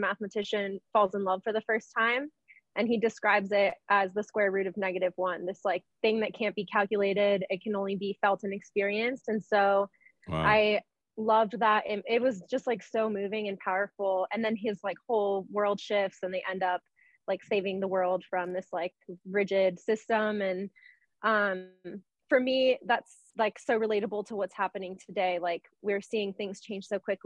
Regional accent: Washington, District of Columbia, United States; moved away as an adult; also born or lived in Venezuela; now in Denver, United States; I grew up in Washington, D.C. I moved out here like 4 years ago

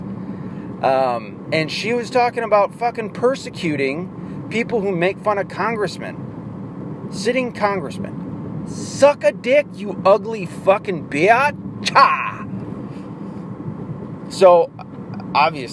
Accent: the South, United States; I'm from the South

